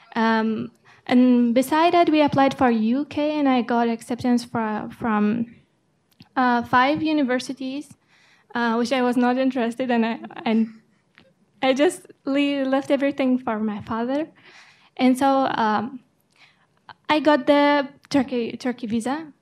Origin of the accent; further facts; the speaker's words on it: Afghanistan; English is a second language; now in United States; I'm from Afghanistan, and I'm nineteen years old